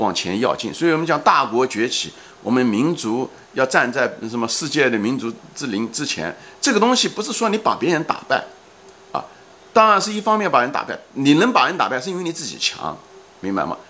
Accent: China; 所以这个就是为什么我们中国人在这世界上占了百分之二十的人口，

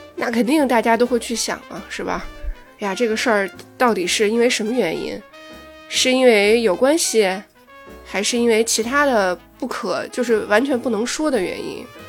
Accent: China; 我们中国人

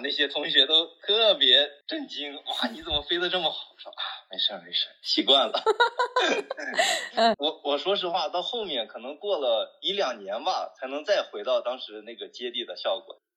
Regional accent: northern China, China; now in Chengdu, China; 因为我是北方人，说实话在北方见的比较多

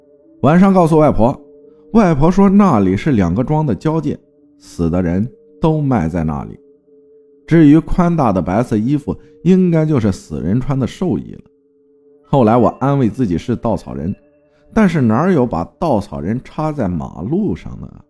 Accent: Yangzhou, Jiangsu, China; 我的老家在江苏扬州的一个小县城的乡下，叫做浦头，地理位置靠近泰州。

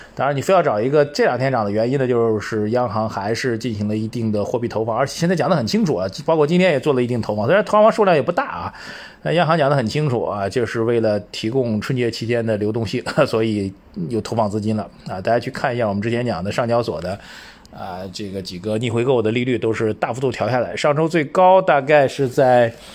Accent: China; 我们中国人

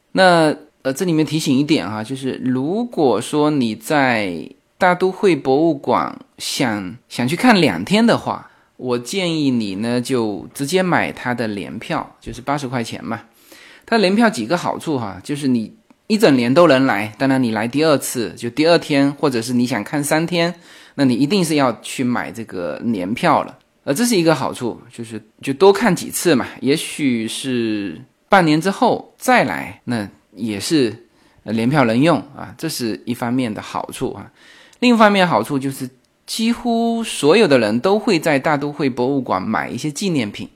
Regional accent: Fuzhou, Fujian, China; accent: Fuzhou dialect; moved away; 我们福州话里面叫这个油漆，就叫Peng

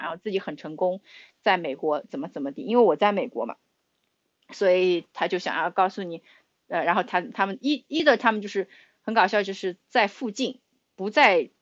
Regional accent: Shanghai, China; moved away as an adult; now in United States; 我是上海人

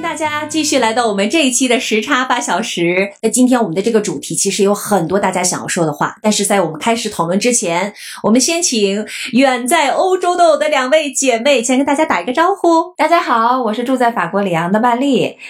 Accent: Harbin, Heilongjiang, China; moved away as an adult; also born or lived in Beijing / United States; now in Tokyo, Japan; 我是哈尔滨人，我当过北片儿，当过美片儿，当过现在是日片儿

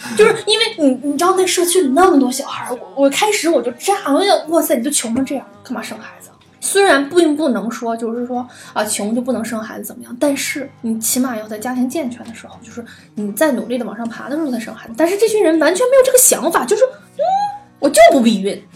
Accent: China

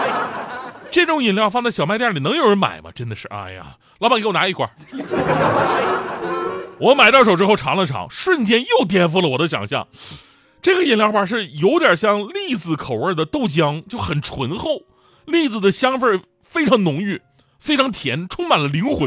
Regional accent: Northeast China, China; 我作为一个东北人

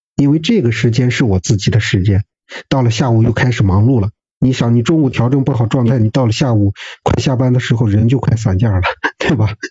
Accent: Xi'an, Shaanxi, China; moved away; 咱们西安那边的话，这个大男子主义还是这种倾向比较严重的

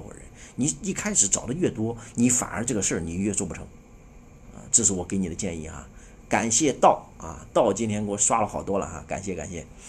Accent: China; 我们中国人

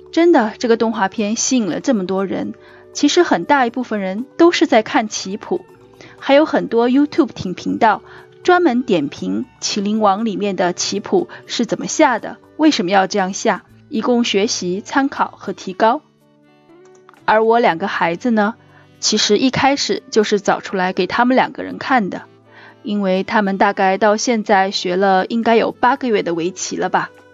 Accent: Hubei, China; now in Singapore; 我们家是湖北人

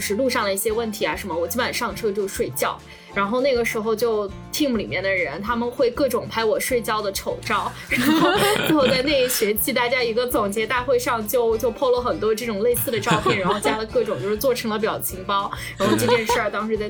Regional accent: China; 一个墨西哥小哥，一个我中国人

